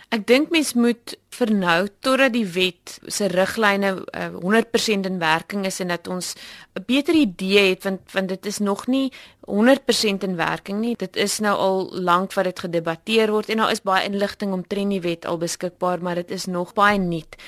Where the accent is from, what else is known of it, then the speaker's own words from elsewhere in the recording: South Africa; as Suid-Afrikaners